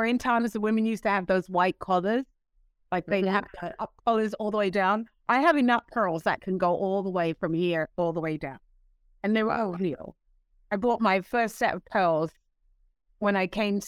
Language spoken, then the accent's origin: English; London, United Kingdom; moved away; I'm born and raised in London, England, and I have two Caribbean parents